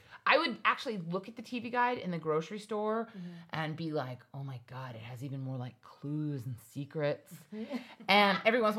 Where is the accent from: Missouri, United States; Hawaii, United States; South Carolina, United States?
Hawaii, United States; And I just want you to know, I grew up in Hawaii. We had a pool, a yard, dogs.